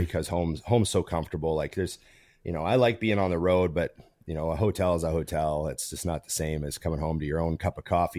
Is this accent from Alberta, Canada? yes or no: yes; Edmonton, Alberta, Canada; I grew up near West Edmonton Mall, which was, for a long time, the biggest mall in the world